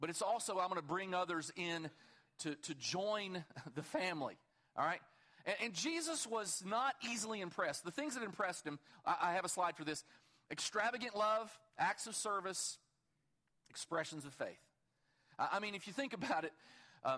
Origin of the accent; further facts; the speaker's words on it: Kentucky, United States; I'm from Kentucky